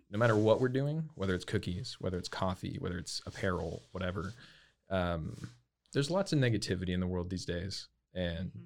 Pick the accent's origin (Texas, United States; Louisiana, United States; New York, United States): Texas, United States; Lake Jackson; moved away as an adult; now in Waco, United States; I'm originally from south of Houston